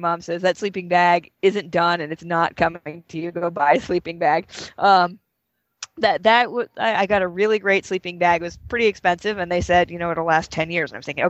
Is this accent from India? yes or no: no; the West, United States; growing up in the West, the air is so dry here